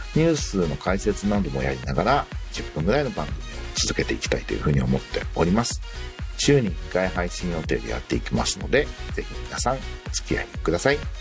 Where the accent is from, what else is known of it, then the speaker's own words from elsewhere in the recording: Tokyo, Japan; もともとは東京で生まれ